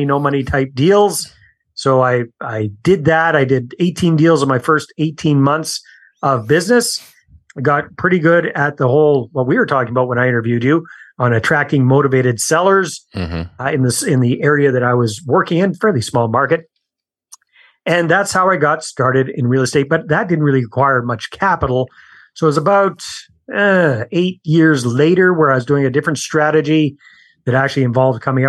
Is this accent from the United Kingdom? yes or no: no; Canada; accent: Canadian; moved away as an adult; also born or lived in San Jose, Costa Rica; I'm Canadian, as you'll pick up from my accent as we talk